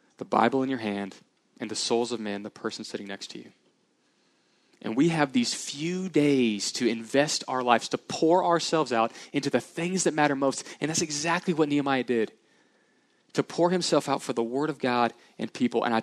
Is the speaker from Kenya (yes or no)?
no; Houston, Texas, United States; I grew up in the Houston area, so I love the Houston Rockets.